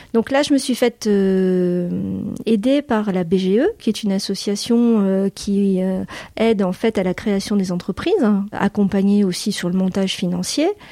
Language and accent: French; Boulogne-sur-Mer, Hauts-de-France, France; moved away as an adult; also born or lived in United States; je suis originaire de la région des Hauts-de-France et de Boulogne-sur-Mer où mes parents sont installés quand mon père a ouvert son cabinet médical